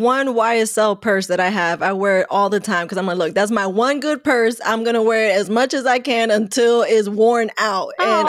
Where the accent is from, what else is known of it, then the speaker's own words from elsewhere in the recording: New York, United States; growing up in New York